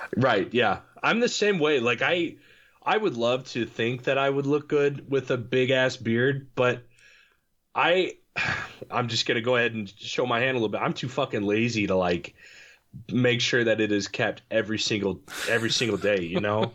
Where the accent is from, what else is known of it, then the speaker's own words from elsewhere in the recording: Illinois, United States; moved away as an adult; also born or lived in Kentucky; now in Cape Girardeau, United States; I'm from Illinois